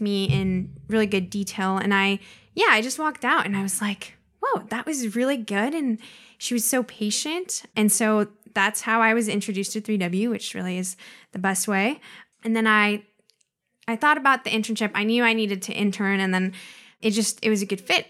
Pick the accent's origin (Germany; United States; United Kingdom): United States; Pacific Northwest; also born or lived in Mexico; I was basically born and raised in the Pacific Northwest